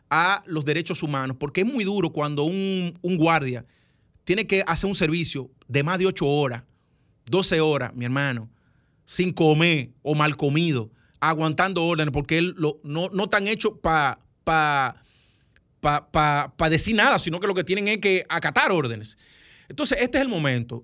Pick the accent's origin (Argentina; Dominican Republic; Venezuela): Dominican Republic; como todo dominicano que piensa en su mamá